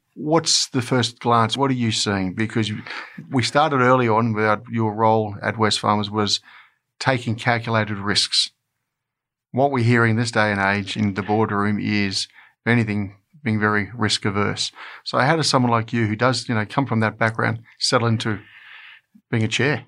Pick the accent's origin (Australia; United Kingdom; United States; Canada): Australia; us Australians